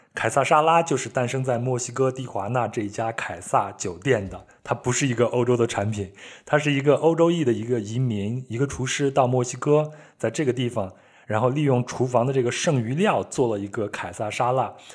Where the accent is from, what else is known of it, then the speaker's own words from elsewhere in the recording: China; 我们中国人的酒吧文化就是我们的夜市，我们的大排档